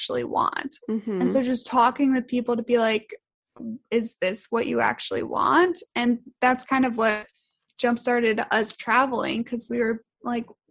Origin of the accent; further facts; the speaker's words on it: Richmond, Virginia, United States; moved away; we both grew up for the most part. We're from Richmond, Virginia